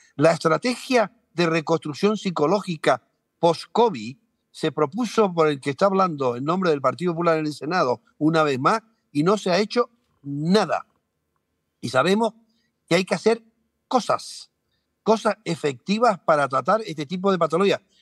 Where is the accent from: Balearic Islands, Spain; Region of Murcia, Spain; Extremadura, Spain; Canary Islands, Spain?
Canary Islands, Spain; Nosotros dos estamos en Tenerife. Eh, quiere decir que no tiene mayor, somos canarios todos